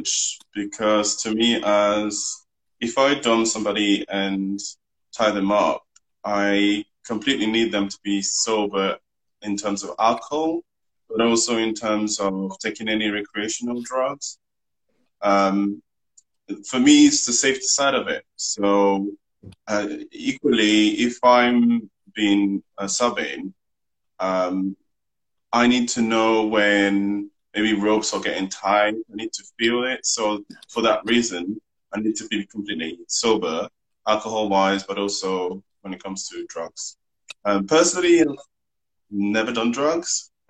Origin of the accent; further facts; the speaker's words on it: Madagascar; also born or lived in France; now in London, United Kingdom; I'm from Madagascar originally. I'm partly French as well. And I've been in London for 16 years now.